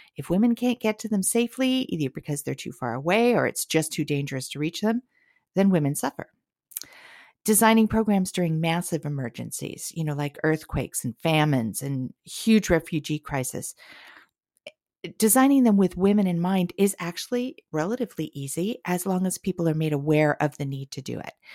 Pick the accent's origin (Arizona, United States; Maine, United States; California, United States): California, United States; Southern; now in Portland, United States; I grew up in a little beach community in Southern California